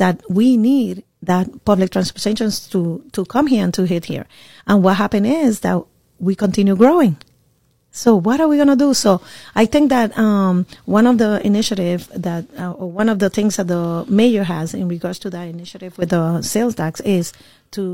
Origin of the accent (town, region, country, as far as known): Puerto Rico; born or raised there; moved away as an adult; now in Orlando, United States